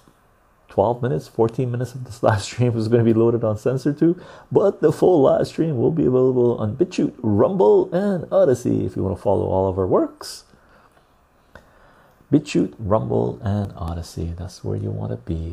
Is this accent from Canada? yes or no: yes; west coast of Canada, Canada; accent: West Coast Canadian; West Coast of Canada.